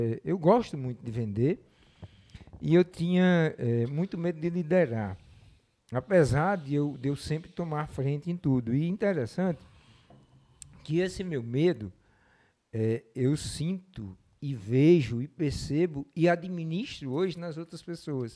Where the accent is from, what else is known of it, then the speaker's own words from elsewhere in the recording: Mossoró, Rio Grande do Norte, Brazil; eu nasci aqui, sou, sou de Mossoró, me criei é, durante muito tempo morei aqui